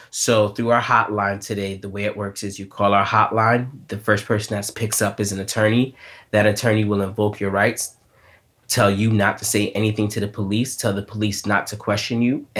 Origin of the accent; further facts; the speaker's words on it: New York City, New York, United States; I grew up here in New York City